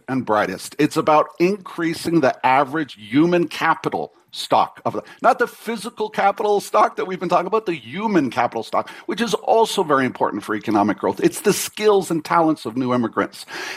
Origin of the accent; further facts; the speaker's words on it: Mississauga, Ontario, Canada; I grew up in Mississauga in an immigrant community